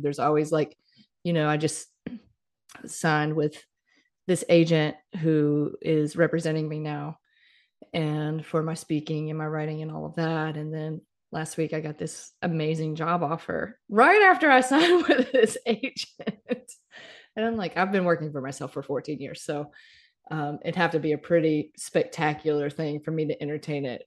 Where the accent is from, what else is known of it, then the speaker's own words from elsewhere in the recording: Mississippi, United States; moved away; I grew up in Mississippi